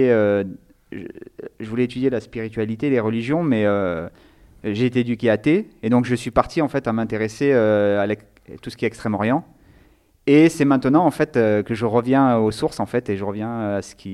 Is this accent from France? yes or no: yes; Nice, Provence-Alpes-Côte d'Azur, France; now in Lyon, France; j'habite à Lyon et je suis originaire de Nice.